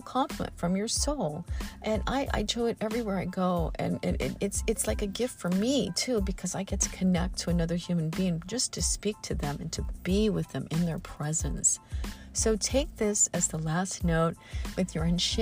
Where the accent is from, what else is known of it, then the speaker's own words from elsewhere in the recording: Midwest, United States; all the oak trees I grew up with in the Midwest